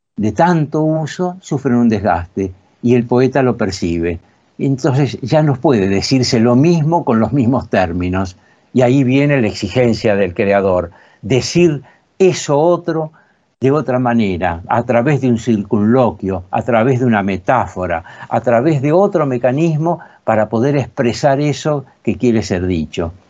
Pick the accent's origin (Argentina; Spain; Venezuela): Argentina; La Plata, Buenos Aires Province; en la localidad llamada Citibel, que es donde yo pasé mi infancia, yo soy platense